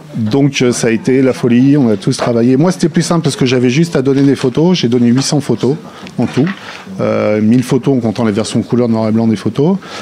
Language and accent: French; Lyon, Auvergne-Rhône-Alpes, France; moi, je suis de Lyon